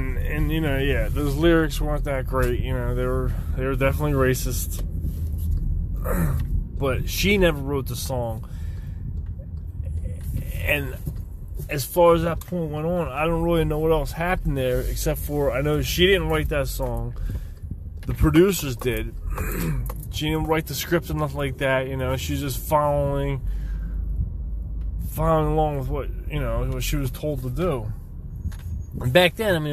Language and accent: English; outside Philadelphia, Pennsylvania, United States; I'm from Pennsylvania, right outside of Philadelphia, about, 45 minutes or so, give or take on traffic